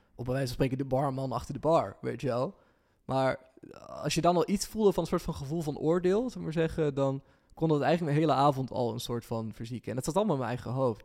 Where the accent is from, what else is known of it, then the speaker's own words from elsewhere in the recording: Lunteren, Gelderland, Netherlands; also born or lived in Ede; ik ben in Lunter opgegroeid, dus het is een beetje dorps